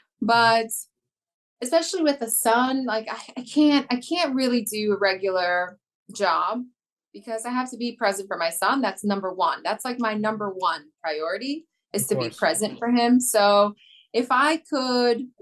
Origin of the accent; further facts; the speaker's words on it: New York, United States; born and raised in New York